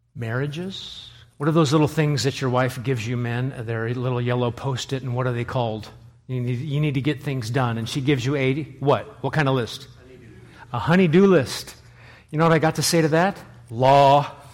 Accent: Nebraska, United States; moved away as an adult; now in New England, United States; I am from Nebraska

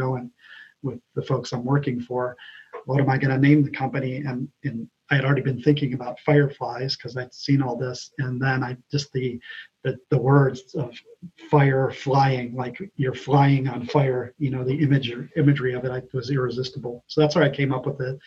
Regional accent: Ohio, United States; moved away; also born or lived in California; I'm from Ohio originally

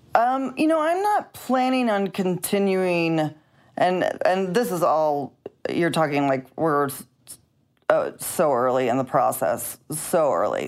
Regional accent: Missouri, United States; moved away; I'm from Missouri.

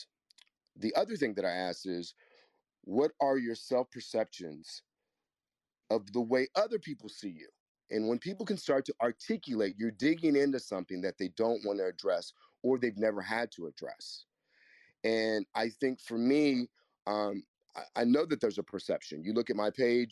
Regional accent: Kansas, United States; moved away; also born or lived in New York City; I'm from the Midwest, too. I'm from the most middle place that you can be. I'm from Kansas, and I lived in New York City for 30 years

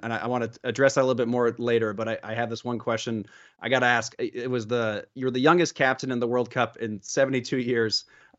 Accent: Kansas City, United States; I'm from Kansas City originally

